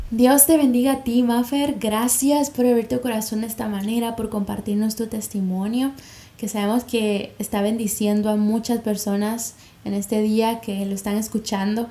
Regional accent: Guatemala; now in Dominican Republic; yo soy de Guatemala, pero actualmente radico en República Dominicana

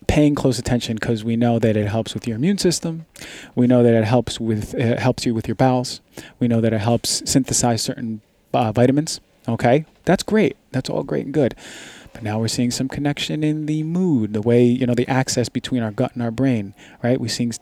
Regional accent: New York City, New York, United States; I grew up in Queens, New York

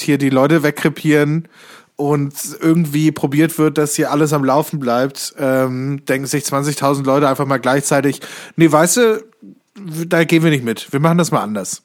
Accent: Kassel, Hesse, Germany; moved away; in Kassel, meiner alten Heimatstadt

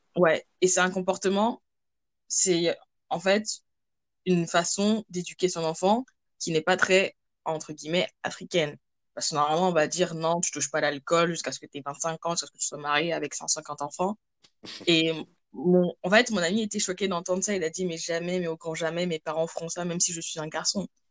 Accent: France; moved away as an adult; also born or lived in Cameroon; now in Canada; je suis camerounaise d'origine, je vis en France euh, depuis toute petite et actuellement je suis au Canada

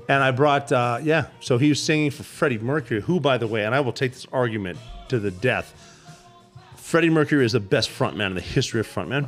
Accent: Butte, Montana, United States; moved away; I'm from Butte, Montana.

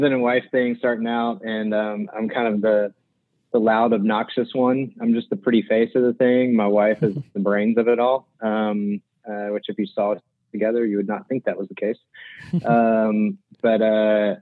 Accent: Alabama, United States; also born or lived in Mobile, Alabama / Birmingham, Alabama / Trussville, Alabama / Auburn, Alabama; I'm from Alabama. I grew up in West Mobile, went to junior high and high school in Birmingham

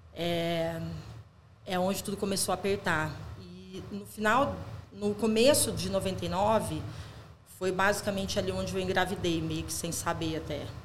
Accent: Ijuí, Rio Grande do Sul, Brazil; Eu nasci no Rio Grande do Sul, em Juí

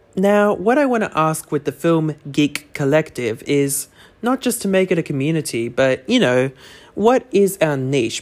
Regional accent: Australia; as an Australian

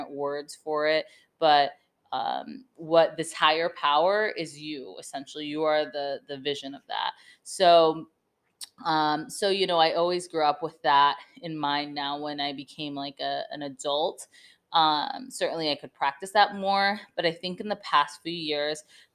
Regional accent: Vermont, United States; I grew up in Vermont

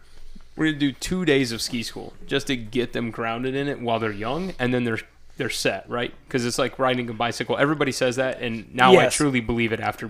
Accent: the South, United States; I'm from the South.

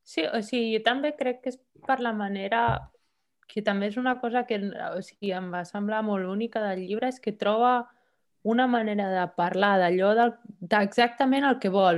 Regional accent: Barcelona, Catalonia, Spain; moved away as an adult; now in Copenhagen, Denmark; vaig néixer a Barcelona, però ara ja fa quasi set anys que visc a Copenhague.

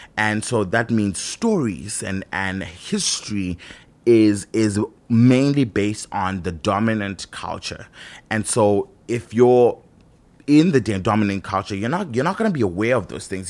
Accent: Zimbabwe; I grew up in Zimbabwe, where we were colonized

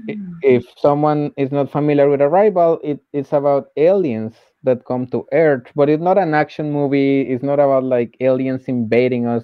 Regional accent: Colombia; moved away as an adult; I was working uh, as a teacher in colombia because I'm from Colombia

